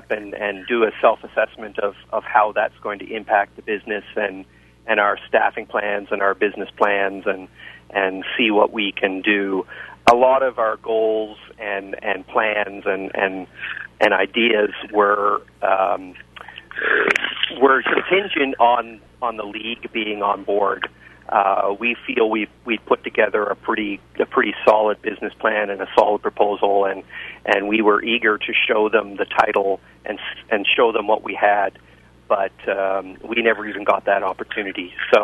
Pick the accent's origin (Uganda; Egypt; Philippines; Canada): Canada; Winnipeg, Manitoba; I grew up playing Canadian football in high school and junior ball in Winnipeg.